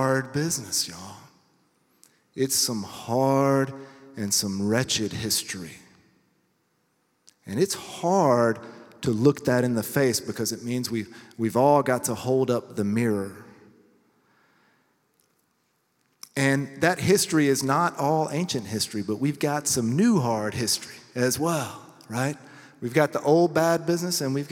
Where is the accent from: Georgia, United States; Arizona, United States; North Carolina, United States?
Georgia, United States; Lawrenceville; moved away as an adult; also born or lived in St. Louis, Missouri; I'm actually from Lawrenceville, Georgia